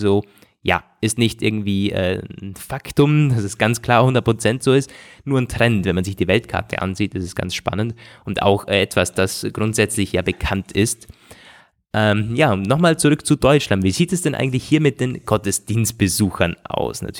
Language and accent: German; Austria; Und das ist bei uns in Österreich und so nicht anders.